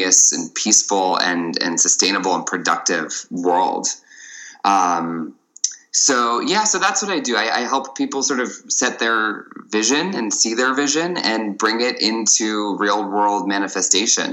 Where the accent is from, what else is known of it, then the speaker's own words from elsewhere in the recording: Maryland, United States; I grew up in Maryland